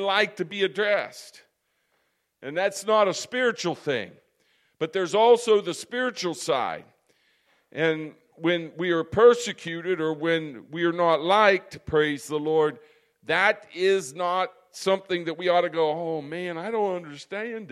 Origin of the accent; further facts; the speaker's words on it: United States; I'm an American